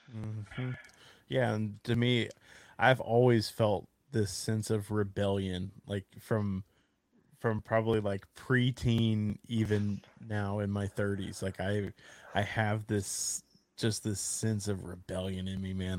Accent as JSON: {"language": "English", "region": "Texas", "country": "United States", "said": "I'm a Texan"}